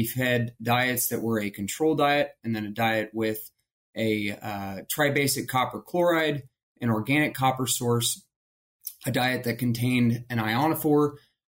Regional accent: Ohio, United States; moved away as an adult; also born or lived in Kansas; I'm originally from Ohio

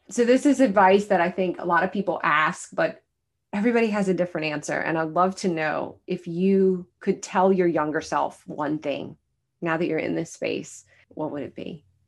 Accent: the South, United States; we're all from the South

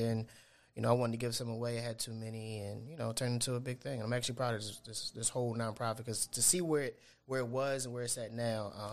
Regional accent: Philadelphia, Pennsylvania, United States; moved away as an adult; now in Atlanta, United States; I'm from Philly, but I moved to Atlanta 6 years ago, 7 years ago, maybe

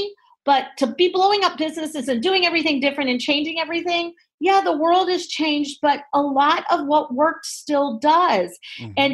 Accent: North Carolina, United States; moved away as an adult; also born or lived in New York City, United States; I'm originally from North Carolina

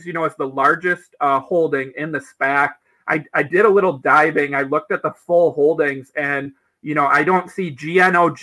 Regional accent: Michigan, United States; Michigan, which they just recently entered, you know, my home state here.

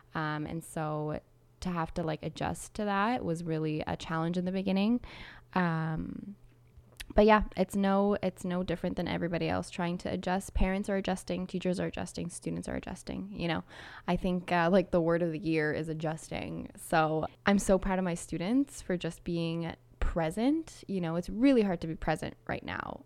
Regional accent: Toronto, Ontario, Canada; moved away as an adult; now in Quebec, Canada; I'm from Toronto s, originally

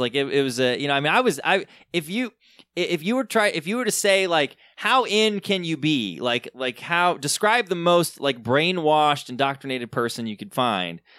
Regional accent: Southern Michigan, United States; I grew up in Southern Michigan in a very conservative, uh, very kinda evangelical world.

